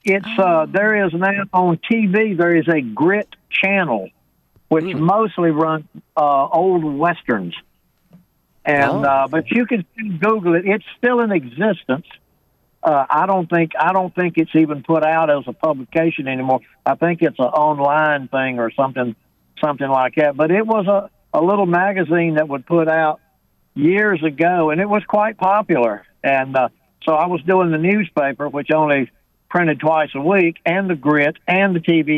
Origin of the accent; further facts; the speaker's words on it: right outside of Durham, North Carolina, United States; accent: Southern; now in Springfield, United States; I grew up right outside of Durham, North Carolina